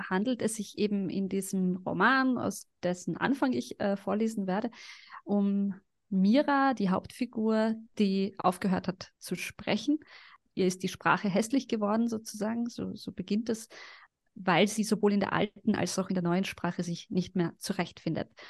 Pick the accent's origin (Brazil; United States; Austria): Austria; Carinthia; also born or lived in Sarajevo, Bosnia and Herzegovina; now in Vienna, Austria; ich bin ja dann auch in Kärnten aufgewachsen